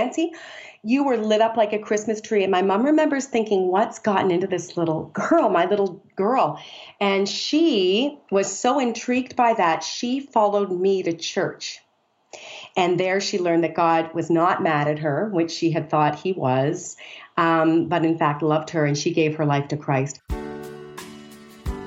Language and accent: English; Canada; moved away as an adult; now in United States; I'm from Canada, which is kind of fun. I've lived in the U.S. for 20 years